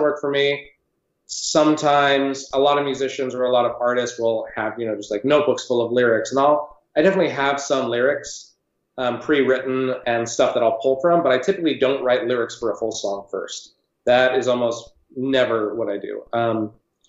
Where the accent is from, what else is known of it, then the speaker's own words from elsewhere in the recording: San Francisco, California, United States; when I was young growing up in San Francisco